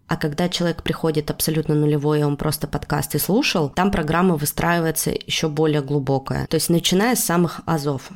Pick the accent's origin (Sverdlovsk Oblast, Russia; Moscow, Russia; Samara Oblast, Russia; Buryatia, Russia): Sverdlovsk Oblast, Russia; Yekaterinburg; moved away as an adult; now in Tbilisi, Georgia; Когда я заканчивала школу, я из Екатеринбурга хотела уезжать в Петербург